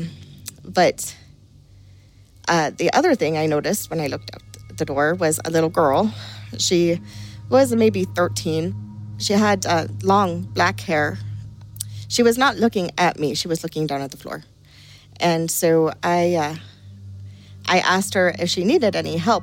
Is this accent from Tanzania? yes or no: no; County Clare, Munster, Ireland; Growing up in Ireland, you grow up with things like fairies, and you just grow up with them as if they're real